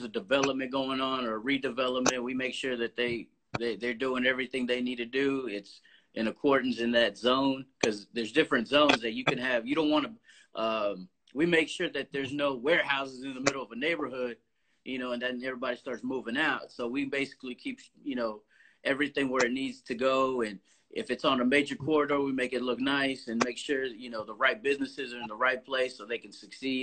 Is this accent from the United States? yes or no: yes; Missouri City, Texas, United States; I'm from Mo City, which is going to Sugar Land